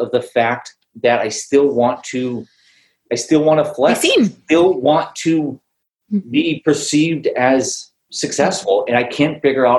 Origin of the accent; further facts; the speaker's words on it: Newport Beach, California, United States; I grew up here in Newport Beach, California. So there's millionaires every which way you can throw a rock.